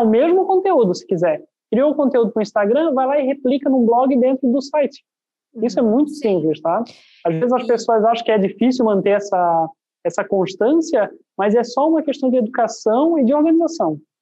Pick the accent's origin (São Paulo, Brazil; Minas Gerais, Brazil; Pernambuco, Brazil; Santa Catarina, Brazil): Santa Catarina, Brazil; Itajaí; eu sou, eu sou aqui da cidade de Itajaí